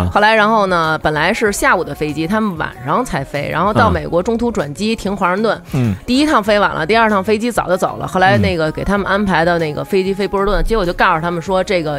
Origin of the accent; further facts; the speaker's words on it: China; 可能唯有我们中国人自强。就是我们中国越变越牛逼，